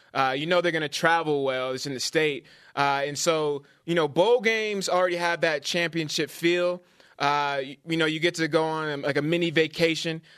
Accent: California, United States; moved away; it's my pastor I grew up with in California

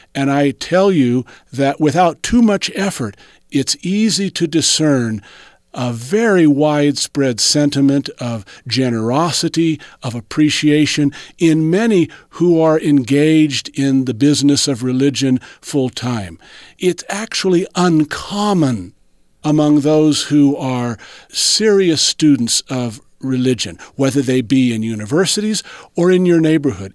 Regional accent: Southern California, United States; It goes back to my teenage years when I grew up in Southern California

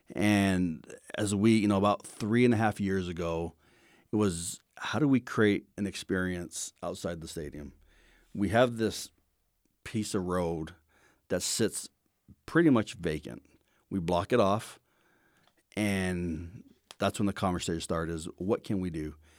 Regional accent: Hawaii, United States; moved away; I grew up in Hawaii

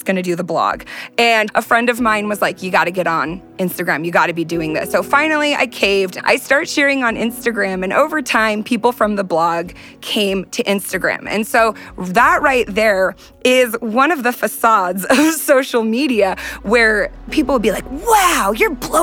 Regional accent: Southern California, United States; I'm from Southern California

